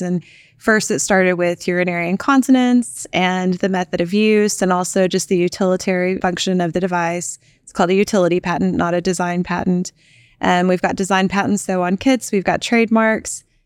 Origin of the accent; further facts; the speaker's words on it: Pampa, Texas, United States; also born or lived in Austin, Texas; I was born in Austin, Texas, and raised in a tiny little town called Pampa, Texas